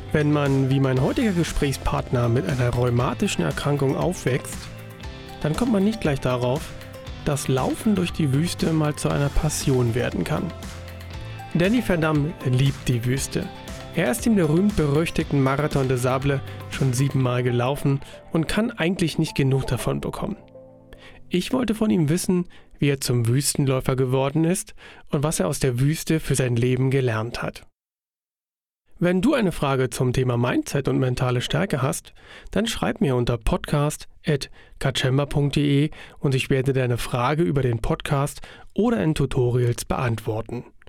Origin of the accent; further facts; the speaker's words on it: Germany; ich bin ja in der DDR aufgewachsen